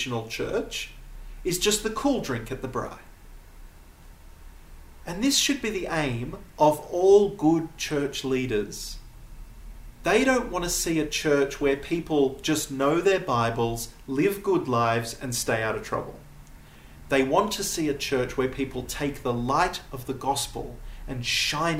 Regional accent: United States; accent: American; now in Namibia; my American accent

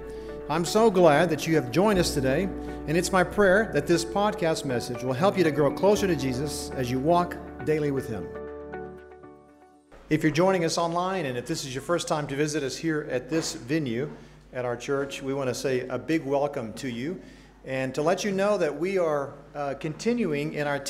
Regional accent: Accra, Greater Accra, Ghana; now in United States; I grew up in Accra, Ghana

